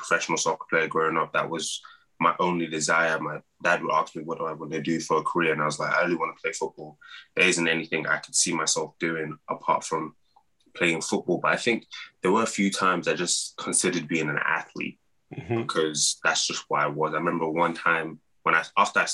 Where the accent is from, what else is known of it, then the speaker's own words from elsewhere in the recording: London, United Kingdom; moved away as an adult; also born or lived in Iowa, United States / Nigeria (parents); now in United States; growing up in London, football, soccer